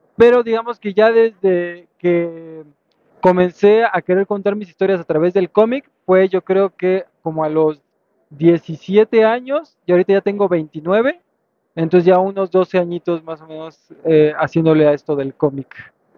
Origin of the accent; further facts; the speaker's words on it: Veracruz, Mexico; moved away; also born or lived in Mexico City; yo soy originario de Veracruz, pero después me mudé a Ciudad de México